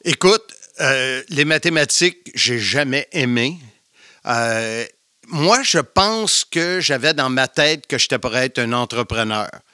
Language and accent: French; Salaberry-de-Valleyfield, Quebec, Canada; Valleyfield, la ville de l'amour, comme dirait Gilles Pro. Je suis un campi valencien